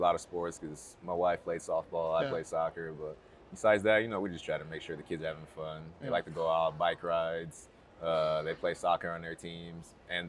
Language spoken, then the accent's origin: English; United States; I grew up in the States, so that's home.